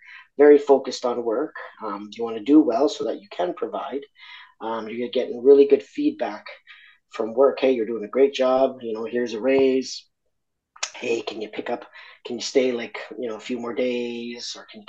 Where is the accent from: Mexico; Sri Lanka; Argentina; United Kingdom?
Argentina; now in Australia; I'm originally from Argentina